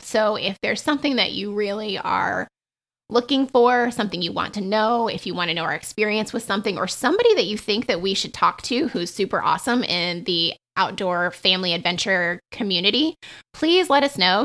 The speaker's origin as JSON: {"language": "English", "region": "the South", "country": "United States", "tie": "born or raised there", "said": "I grew up in the South"}